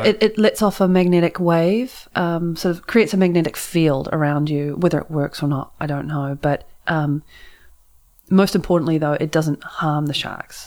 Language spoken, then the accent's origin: English; New Zealand; now in San Francisco, United States; I had my New Zealand flag and everything.